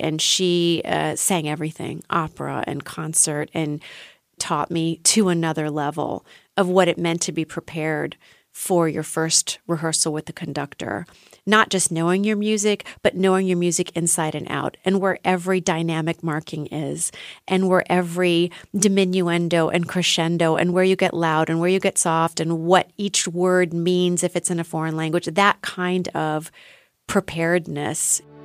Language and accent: English; Ohio, United States; moved away as an adult; now in Berlin, Germany